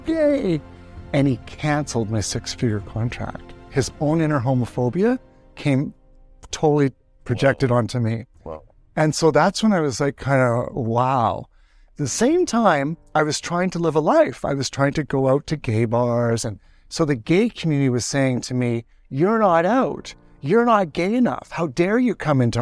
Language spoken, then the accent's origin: English; Canada; I'm Canadian